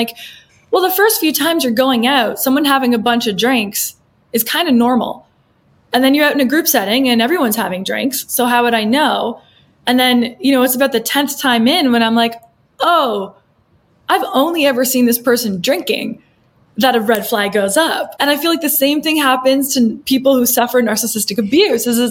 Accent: Canada; being brought up Canadian

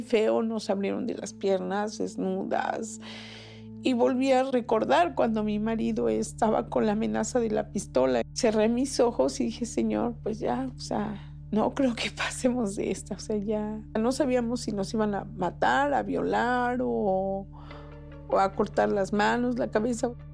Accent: Toluca, State of Mexico, Mexico; moved away as an adult; also born or lived in Cancún; now in Philadelphia, United States; Pues de Toluca

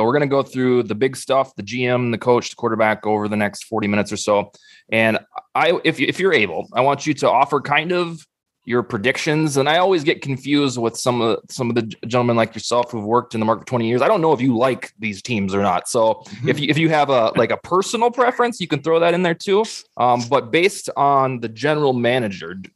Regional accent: Sioux Falls, South Dakota, United States; my hometown of Sioux Falls, South Dakota

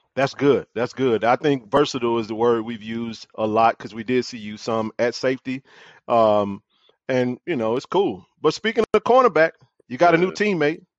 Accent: Jackson, Mississippi, United States; I'm a lifer, born and raised in Jackson.

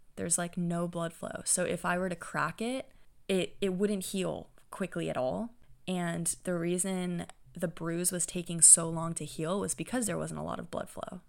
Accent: Santa Clara, California, United States; Santa Clara University, which is my hometown

